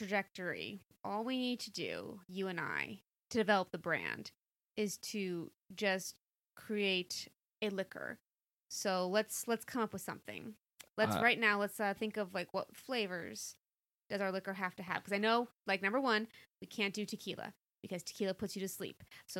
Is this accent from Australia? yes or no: no; Virginia, United States; born there; I was born in Virginia, if that helps.